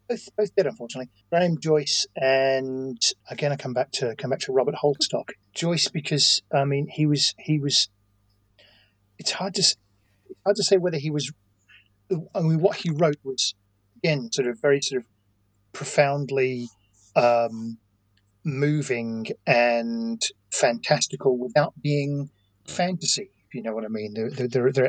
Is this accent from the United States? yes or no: no; Australia; also born or lived in England; I was born in England, but raised in Australia from a very early age.